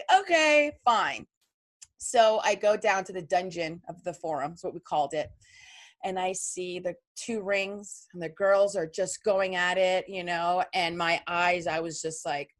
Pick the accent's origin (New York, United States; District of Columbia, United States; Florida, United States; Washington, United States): New York, United States; New York City; also born or lived in Long Island; I was born in Queens and my dad lived in Queens